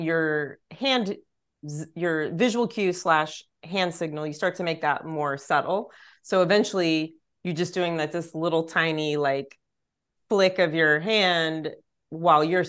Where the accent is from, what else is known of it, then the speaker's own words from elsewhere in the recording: East Texas, United States; now in Pasadena, United States; I grew up in East Texas